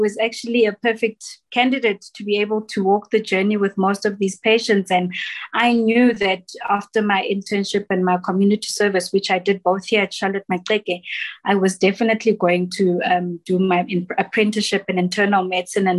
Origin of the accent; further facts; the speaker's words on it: Soweto, Gauteng, South Africa; I grew up in Soweto